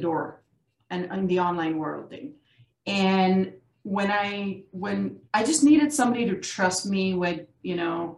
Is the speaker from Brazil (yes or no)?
no; Pakistan; I'm a South Asian, I'm from Pakistan.